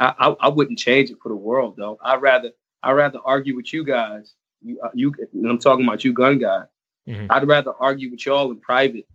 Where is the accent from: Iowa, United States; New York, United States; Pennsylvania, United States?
Pennsylvania, United States; Philadelphia; I was born in America, born in Philly, the birthplace of America